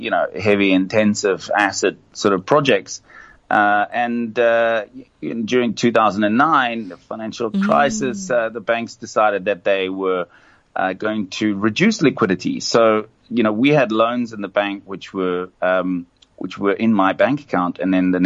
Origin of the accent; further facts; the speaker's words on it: South Africa; moved away as an adult; now in China; I come from South Africa